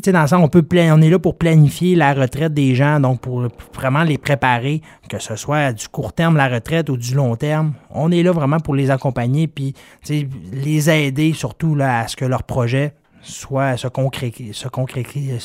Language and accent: French; Dolbeau-Mistassini, Quebec, Canada; Je viens de Dolbeau-Mistassini